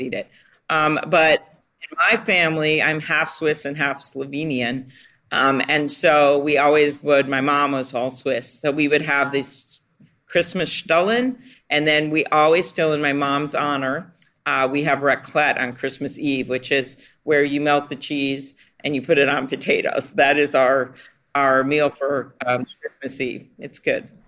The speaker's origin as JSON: {"language": "English", "region": "Minnesota", "country": "United States", "said": "we're from Minnesota."}